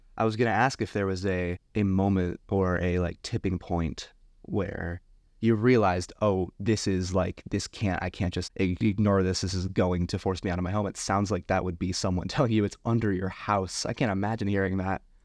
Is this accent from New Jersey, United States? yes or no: yes; a suburb in New Jersey, United States; also born or lived in Anchorage, Alaska; now in Juneau, United States; I'm from a suburb in New Jersey and came up to Alaska